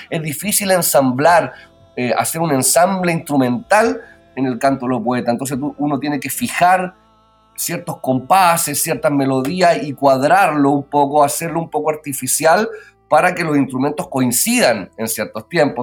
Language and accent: Spanish; Pirque, Santiago Metropolitan Region, Chile; Yo soy oriundo de Pirque y Pirque es la cuna del guitarrón chileno